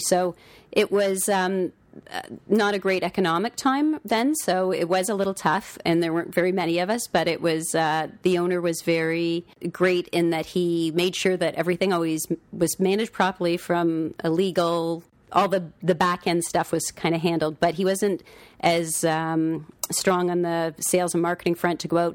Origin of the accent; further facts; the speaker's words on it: Toronto, Ontario, Canada; also born or lived in Collingwood, Ontario; most of my, uh, youth was in Don Mill, so, which was a fun place to grow up